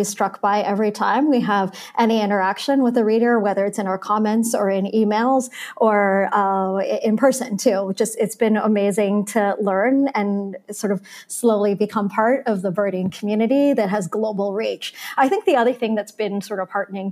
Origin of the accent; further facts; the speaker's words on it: Baltimore, Maryland, United States; also born or lived in South Florida; now in New York, United States; summers as a kid in Baltimore